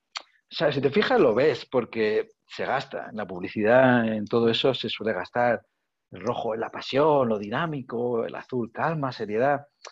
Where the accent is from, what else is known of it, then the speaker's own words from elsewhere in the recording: Region of Murcia, Spain; soy de Murcia